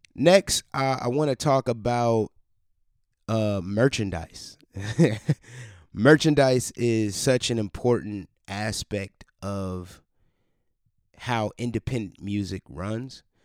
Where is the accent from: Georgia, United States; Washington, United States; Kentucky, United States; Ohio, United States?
Ohio, United States; Cleveland; moved away as an adult; now in Columbus, United States; in my hometown, Cleveland, Ohio